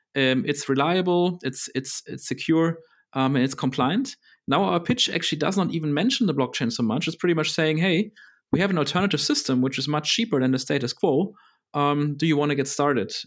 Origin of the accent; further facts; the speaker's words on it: Berlin, Germany; I grew up in Berlin